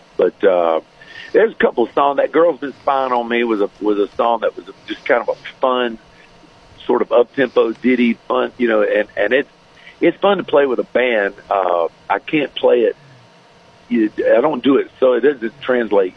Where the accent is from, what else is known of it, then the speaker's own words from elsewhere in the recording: Florida, United States; also born or lived in Branson, Missouri; I'm back home in Florida, my my home state